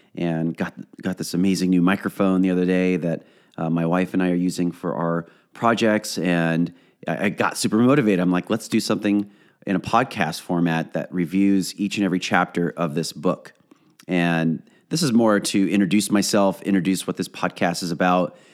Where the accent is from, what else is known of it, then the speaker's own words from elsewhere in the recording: Orange County, California, United States; I am from Orange County